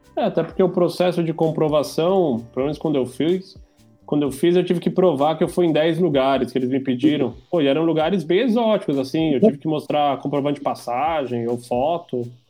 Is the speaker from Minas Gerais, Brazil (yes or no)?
no; São Paulo, Brazil; moved away as an adult; now in Portugal; Sou de São Paulo.